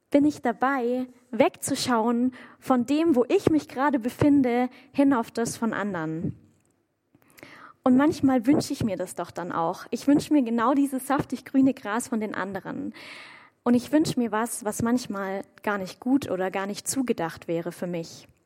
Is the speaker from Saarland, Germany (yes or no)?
no; Waldbronn, Baden-Württemberg, Germany; komme ich ursprünglich aus Waldbronn, auch ein bisschen kleinerer Ort. Und meine Eltern, die wohnen dort direkt am Feldrand. Und als ich noch zu Hause gewohnt habe, da hatte ich aus meinem Zimmerfenster einen Blick direkt auf Kuhweiden.